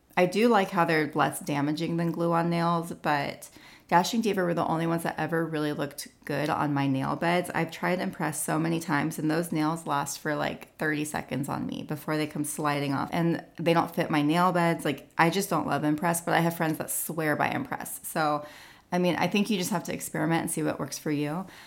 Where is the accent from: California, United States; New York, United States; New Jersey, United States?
California, United States; now in Nashville, United States; I'm from California